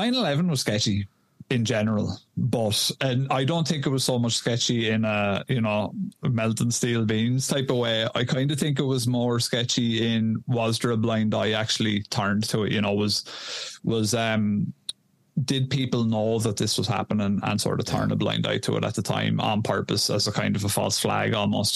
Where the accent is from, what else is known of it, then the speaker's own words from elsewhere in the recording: Ireland; I'm a lad from Ireland.